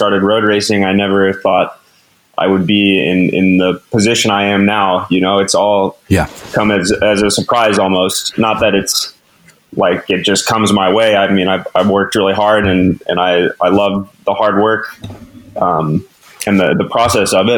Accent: Durango, Colorado, United States; growing up in Durango

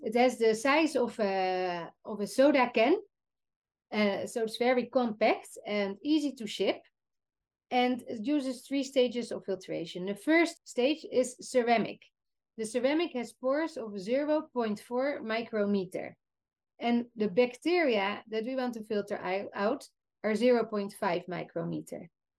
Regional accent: Netherlands; So yeah, we come from the Netherlands. We're so spoiled. We even flush our toilets in the Netherlands with mineral drinking water.

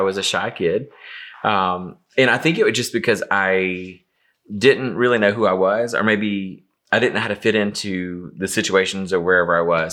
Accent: Easley, South Carolina, United States; moved away as an adult; now in Atlanta, United States; I grew up in a small town called Easley, South Carolina, which is, it's just right outside of Greenville.

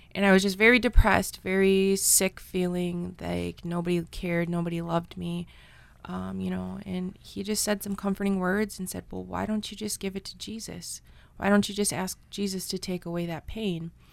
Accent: Red Cliff, Wisconsin, United States; I grew up in Red Cliff, Wisconsin

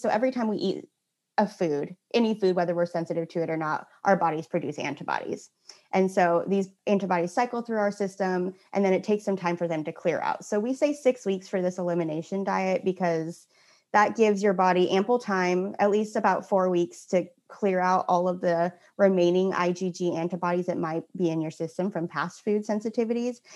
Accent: Santa Cruz, California, United States; now in Portland, United States; I'm originally from Santa Cruz, California, total beach bum at heart

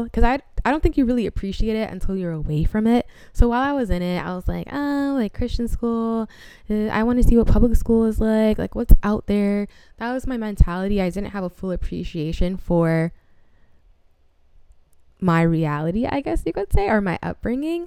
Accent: Rockland County, New York, United States; my little Rockland County suburban girl self

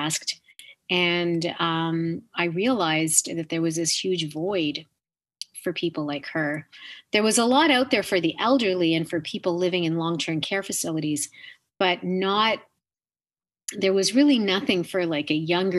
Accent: Canada; being Canadian

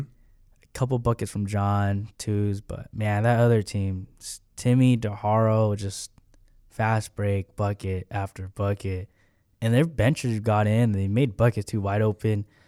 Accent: Long Beach, California, United States; I'm from Pacific Baptist Church in Long Beach, California. Pastor Steve Myers. And, uh, that's where my, that's where I'm from

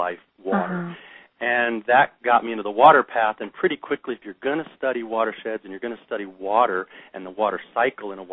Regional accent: Maryland, United States; also born or lived in West Yellowstone; I grew up a bunch in Maryland

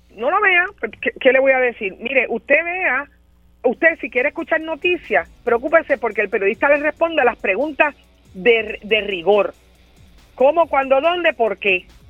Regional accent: Puerto Rico; que soy puertorriqueña

